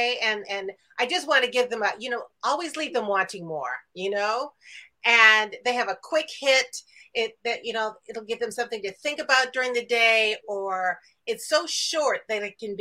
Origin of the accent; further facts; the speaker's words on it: near Highland Park, Illinois, United States; close to my hometown, close to where I live